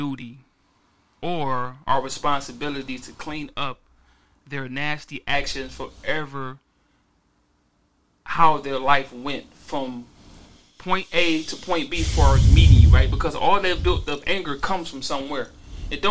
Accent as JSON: {"language": "English", "town": "Cleveland", "region": "Ohio", "country": "United States", "said": "I'm from the motherfucking trenches. I'm from Cleveland"}